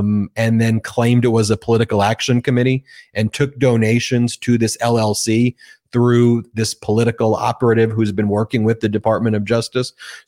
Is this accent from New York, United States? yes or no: yes; Nassau County, New York, United States; moved away; the town I grew up in Nassau County